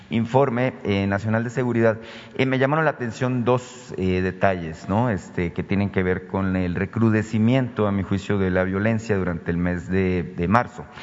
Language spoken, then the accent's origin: Spanish; Sonora, Mexico; yo vengo de Sonora, muy en particular, llama la atención el caso de Cajeme, ¿no? Es una ciudad muy pequeña, Cajeme, en el sur de mi estado